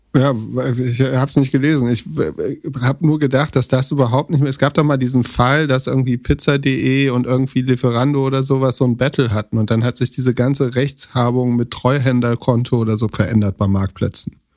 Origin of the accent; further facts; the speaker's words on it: Germany; nee, nee, aus Deutschland.